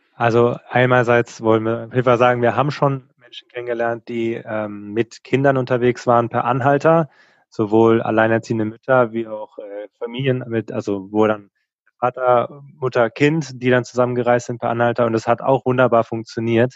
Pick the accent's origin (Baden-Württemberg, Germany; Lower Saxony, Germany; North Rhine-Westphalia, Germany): Baden-Württemberg, Germany; Lörrach; der Ort heißt Lörrach, wo wir ursprünglich herkommen